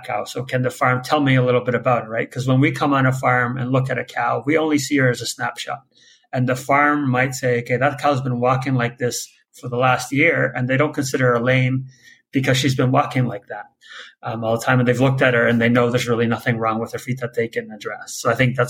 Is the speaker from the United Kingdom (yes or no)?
no; Netherlands; now in Canada; I'm originally actually from Holland, went to vet school in Canada